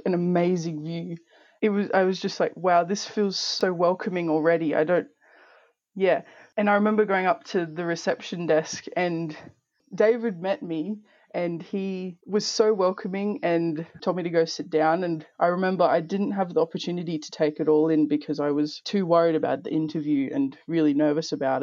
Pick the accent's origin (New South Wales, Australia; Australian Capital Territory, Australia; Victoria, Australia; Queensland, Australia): Queensland, Australia; Toowoomba; also born or lived in Townsville / Torres Strait Islands; I was born in Townsville and I grew up in Toowoomba from the age of about 5